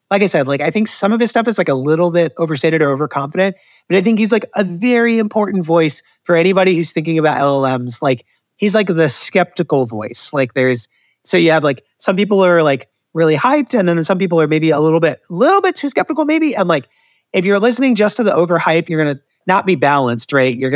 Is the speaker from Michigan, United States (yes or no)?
yes; Detroit, Michigan, United States; born there; I just recently discovered Detroit South pizza, and I was born in Detroit